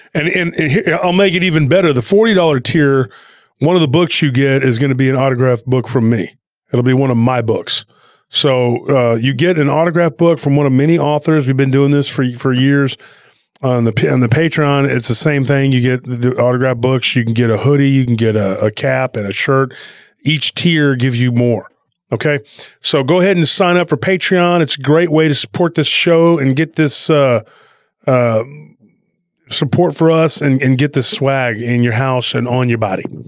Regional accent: Taylor, Texas, United States; Lockhart kinda has a friendly rivalry with my hometown, Taylor

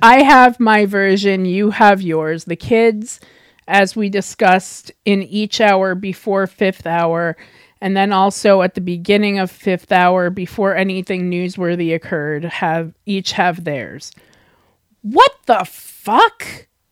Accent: Deer Park, New York, United States; also born or lived in Queens, New York City; now in Edmonton, Canada; I would consider Deer Park my hometown

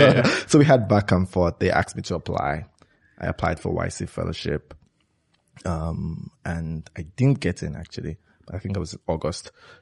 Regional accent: Lagos, Nigeria; I grew up in Lagos, Nigeria. Spent all my life there, actually.

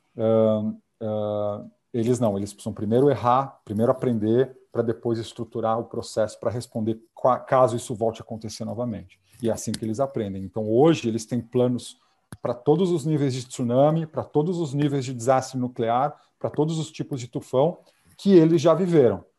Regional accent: Brazil; moved away as an adult; now in Japan; se eu sou brasileiro

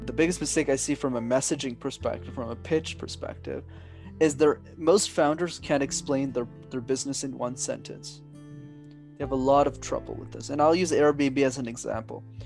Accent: Montreal, Quebec, Canada; my parents are from Sri Lanka, but I'm born and raised in Montreal.

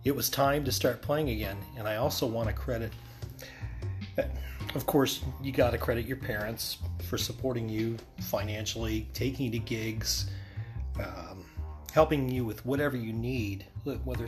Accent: Bradford, Pennsylvania, United States; I am originally from Bradford, Pennsylvania. I've been here my entire time on planet Earth, which is 48 years

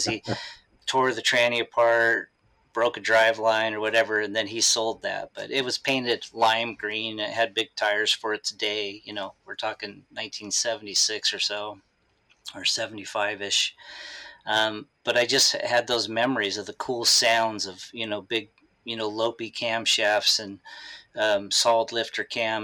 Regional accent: San Diego, California, United States; moved away as an adult; also born or lived in Salem, Oregon; I was from San Diego, California.

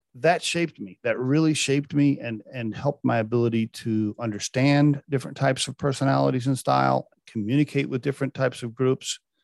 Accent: Chickasha, Oklahoma, United States; moved away; my hometown back in, uh, Chickasha, Oklahoma. It's where I went to, uh, junior high, high school and college.

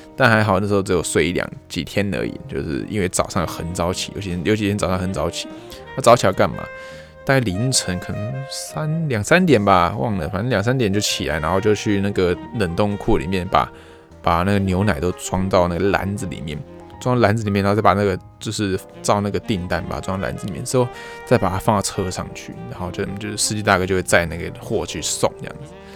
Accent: Taiwan; moved away as an adult; now in Japan; 那边店知道我是外国人，也知道我是台湾人

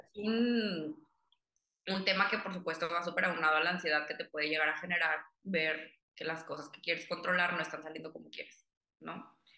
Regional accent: Monterrey, Nuevo León, Mexico; also born or lived in Cuba; yo nací en Cuba, toda mi familia es cubana, pero me crié aquí en Monterrey

